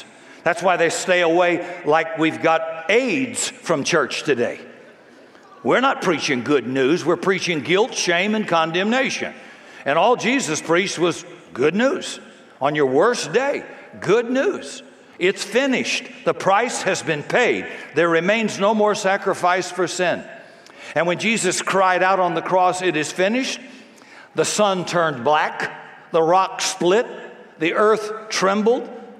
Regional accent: Washington, United States; I'm from Washington, and I'm telling the truth.

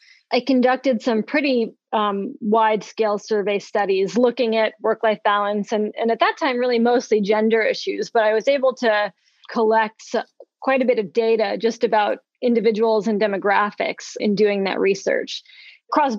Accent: East Coast, United States; moved away as an adult; now in Madison, United States; I'm from the East Coast, did my training at Cornell and then Penn, and I've been at Madison since then

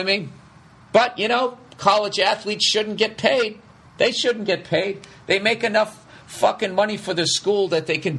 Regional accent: outside of Boston, Massachusetts, United States; I grew up outside of Boston

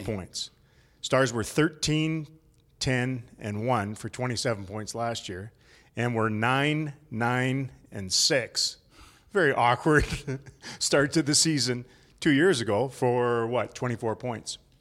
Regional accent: Canada; as a Canadian

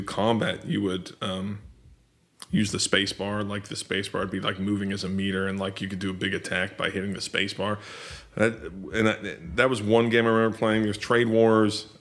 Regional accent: Liberty, Missouri, United States; I grew up in a town called Liberty, Missouri. I lived in, Liberty, Missouri, I lived in from, fourth grade on through high school.

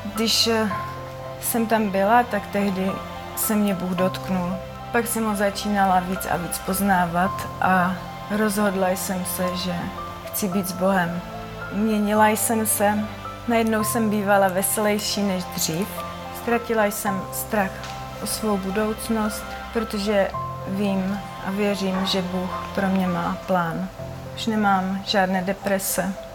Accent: Vyškov, South Moravian Region, Czechia; pocházím z Výškova, tam stále ještě bydlím.

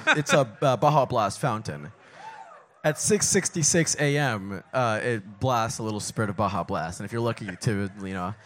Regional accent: California, United States; my local assemblyman from my hometown, Kevin Kiley

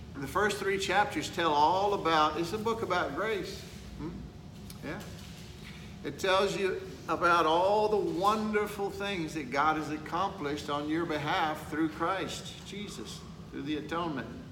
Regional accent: Texas, United States; I'm from Texas

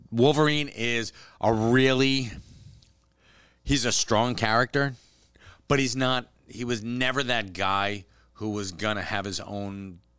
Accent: Canada; hey, you know, I'm Canadian. I don't really care.

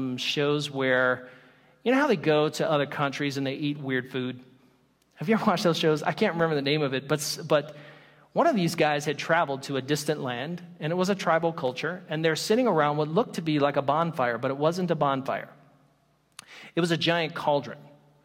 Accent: the South, United States; I come from the South

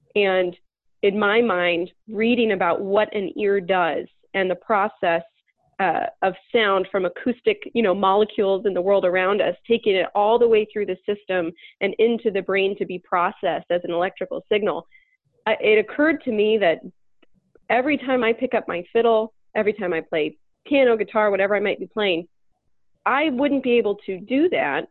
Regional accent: Northeast Ohio, United States; moved away; I'm from Northeast Ohio. I'm I'm from where I am now

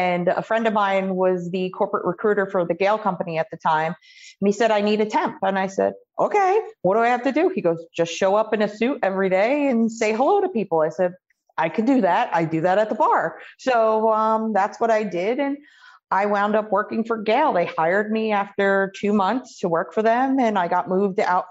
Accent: Spotswood, New Jersey, United States; I'm from Middlesex County. I grew up in Spotswood area.

